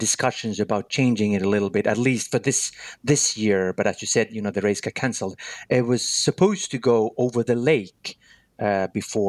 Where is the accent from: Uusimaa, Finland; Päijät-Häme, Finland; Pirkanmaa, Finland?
Päijät-Häme, Finland; Lahti; Here in Lahti, in my hometown